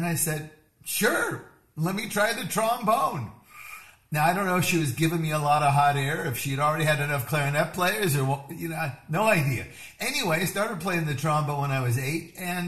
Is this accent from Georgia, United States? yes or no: no; Seattle, Washington, United States; I grew up in Seattle, Washington.